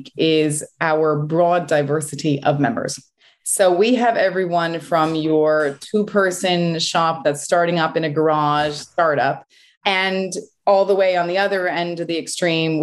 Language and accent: English; United States; moved away as an adult; also born or lived in Connecticut / New York; now in United Kingdom; I grew up in Connecticut and New York